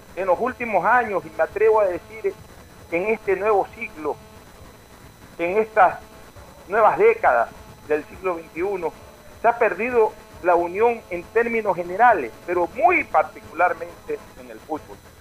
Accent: Guayaquil, Guayas, Ecuador; nuestra sociedad guayaquileña

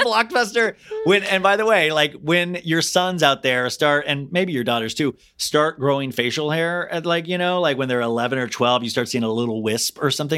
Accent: Kansas, United States; I grew up in Kansas

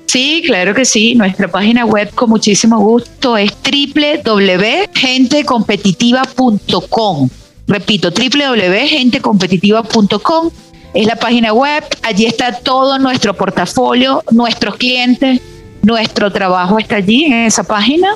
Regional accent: Venezuela; moved away; cómo somos los venezolanos

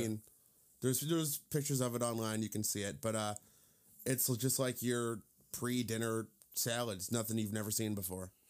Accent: Indiana, United States; I'm from Indiana

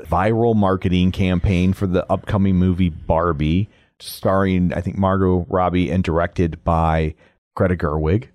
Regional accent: United States; I'm American

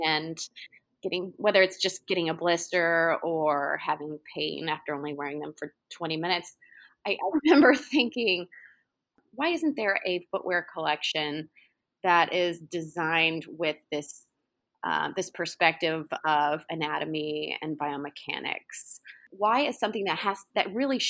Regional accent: Oklahoma City, Oklahoma, United States; moved away as an adult; I grew up in Oklahoma City, and I haven't lived in Oklahoma in almost 20 years

